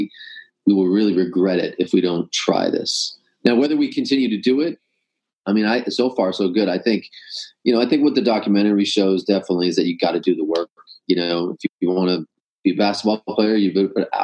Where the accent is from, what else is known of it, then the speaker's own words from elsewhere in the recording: Toronto, Ontario, Canada; I grew up in Toronto, winters, lakes